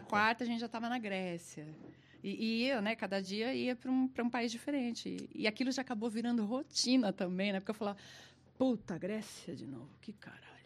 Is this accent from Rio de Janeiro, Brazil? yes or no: no; São Paulo, Brazil; first language Portuguese; eu sou brasileira, sou paulista.